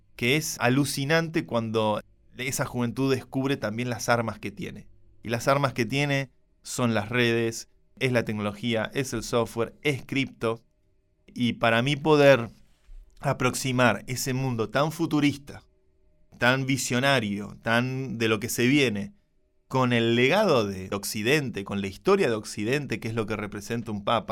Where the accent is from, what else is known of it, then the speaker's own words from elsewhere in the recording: Buenos Aires, Argentina; todos los que somos de Buenos Aires